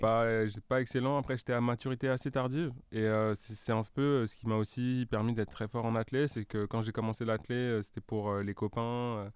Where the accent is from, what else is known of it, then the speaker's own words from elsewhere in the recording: Paris, Île-de-France, France; j'ai grandi à Paris, mhm. euh, dans le 15e